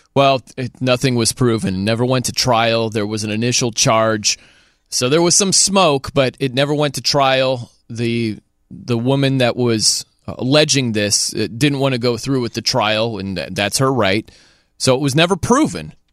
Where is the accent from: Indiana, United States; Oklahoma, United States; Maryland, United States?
Indiana, United States; South Bend; now in Nashville, United States; I grew up in South Bend